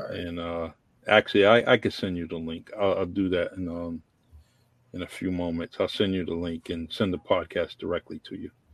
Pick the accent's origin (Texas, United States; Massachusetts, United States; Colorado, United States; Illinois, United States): Massachusetts, United States; New Bedford; also born or lived in Florida; I met at New Bedford High School when I came back from Florida